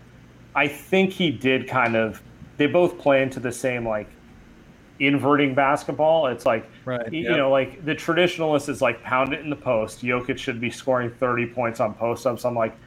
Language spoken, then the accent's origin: English; East Bay, California, United States; now in San Francisco, United States; I grew up in the East Bay. I've lived in the city for the last 10, 11 years